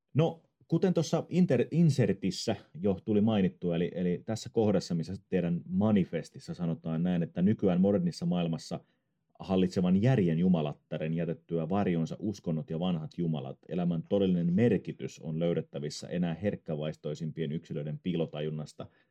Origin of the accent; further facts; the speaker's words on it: Tampere, Pirkanmaa, Finland; now in Ecuador; Mä olen itse Tampereelta kotosi ja tota, kuten eh-, ehkä sen puheesta kuulee.